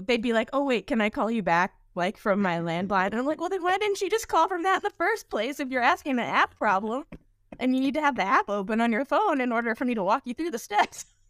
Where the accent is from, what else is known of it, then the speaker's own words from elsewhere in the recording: United States; moved away; also born or lived in Austin, Texas; I grew up outside Washington, D C